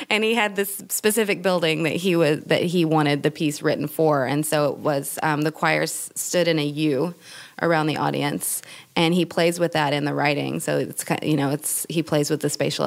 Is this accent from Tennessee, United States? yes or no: yes; East Tennessee, United States; moved away as an adult; also born or lived in Berlin, Germany; now in San Francisco Bay Area, United States; coming from East Tennessee